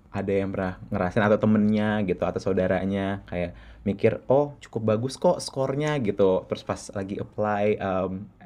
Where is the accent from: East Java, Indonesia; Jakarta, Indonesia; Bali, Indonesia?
Jakarta, Indonesia; masa kecil aku uh, ya uh, lahir di Jakarta um, dan dari keluarga yang cukup berkecukupan